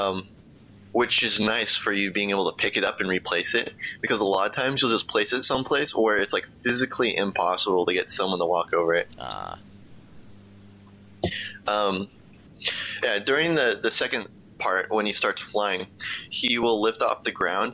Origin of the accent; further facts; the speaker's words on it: United States; being the American I am